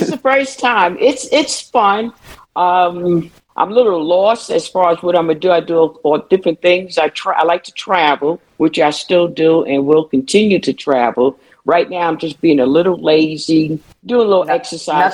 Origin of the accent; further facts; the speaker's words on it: New York City, New York, United States; growing up in Brooklyn, New York